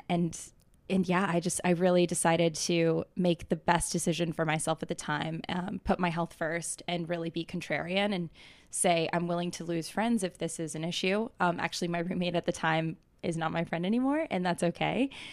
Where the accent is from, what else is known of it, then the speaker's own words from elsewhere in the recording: Atlanta, Georgia, United States; moved away as an adult; now in New York, United States; I grew up in Atlanta, Georgia